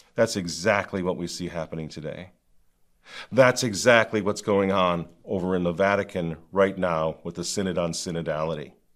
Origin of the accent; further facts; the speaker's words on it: United States; growing up in the United States of America, mine was not a quintessentially American childhood